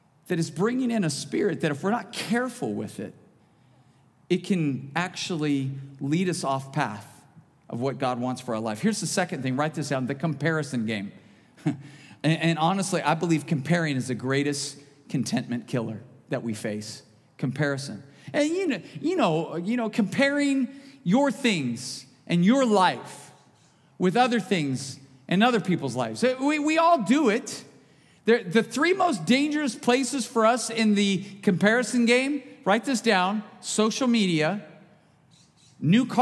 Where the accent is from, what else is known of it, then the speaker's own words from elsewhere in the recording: United States; being an American